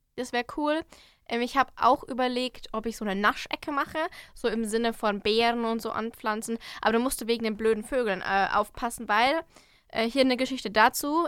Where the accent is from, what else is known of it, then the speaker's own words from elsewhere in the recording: Hopfenland, Bavaria, Germany; ich komme ja aus dem Hopfenland